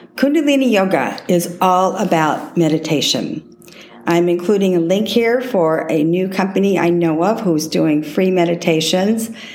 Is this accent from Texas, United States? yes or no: yes; Texas, United States; I was raised in Texas